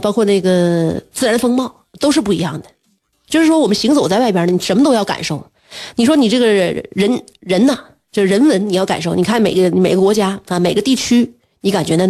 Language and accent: Chinese; China; 我们本身来自于一个烤串儿大国